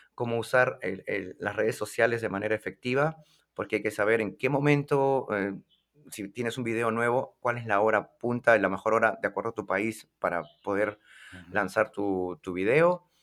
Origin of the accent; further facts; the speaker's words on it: Lima, Peru; en mi ciudad de Lima